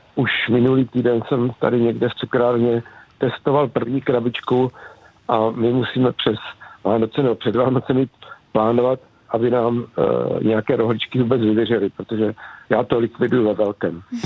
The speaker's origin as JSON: {"language": "Czech", "area": "near Zlín", "region": "Zlín Region", "country": "Czechia", "tie": "born or raised there", "said": "vyrůstal jsem tady kousek od Zlína na samotě"}